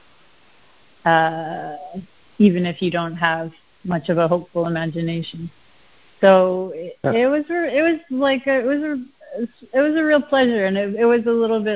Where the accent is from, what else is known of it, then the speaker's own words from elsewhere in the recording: Canada; accent: Canadian; moved away; I always get called out for being Canadian when I say process